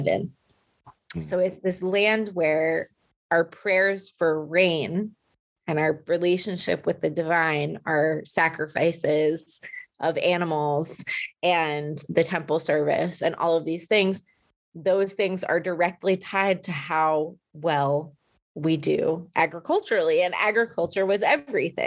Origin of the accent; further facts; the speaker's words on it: Livingston, New Jersey, United States; even today here where I grew up in Livingston, New Jersey, in an Orthodox community